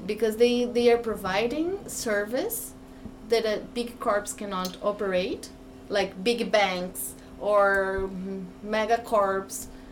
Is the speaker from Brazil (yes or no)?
yes; Brazil; English is a second language